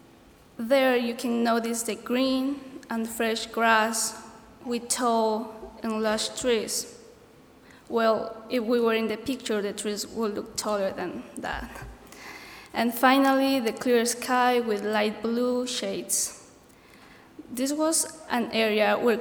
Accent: Ecuador; moved away; I'm from Ecuador

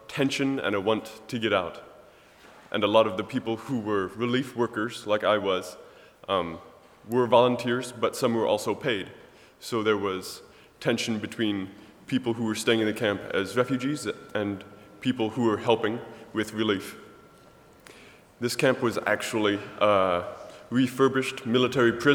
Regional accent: Millersburg, Ohio, United States; I'm from Millersburg, Ohio.

